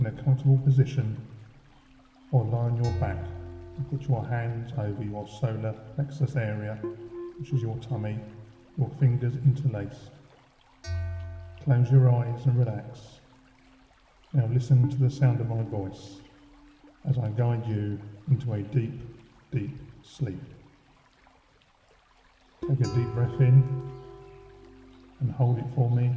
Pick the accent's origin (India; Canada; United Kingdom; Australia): United Kingdom; Faversham, South East England; also born or lived in London; I now work for my hometown of Faversham, Kent